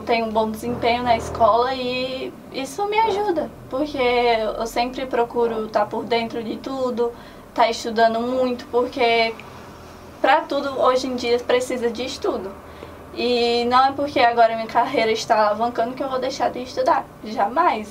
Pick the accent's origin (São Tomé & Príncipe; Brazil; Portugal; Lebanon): Brazil; Antonina do Norte, Ceará; eu sou do interior, eu sou de Antonina do Norte